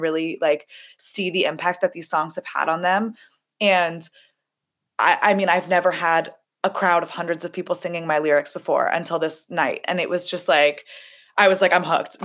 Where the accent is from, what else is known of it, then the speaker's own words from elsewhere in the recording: Los Angeles, California, United States; I'm from Los Angeles, which is a very accepting, loving place